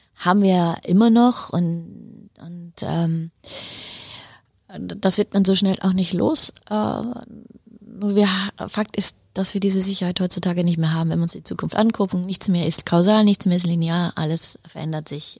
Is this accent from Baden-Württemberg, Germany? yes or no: yes; Heidelberg, Baden-Württemberg, Germany; moved away as an adult; also born or lived in Netherlands / Mexico; now in Sweden; Ich komme aus Heidelberg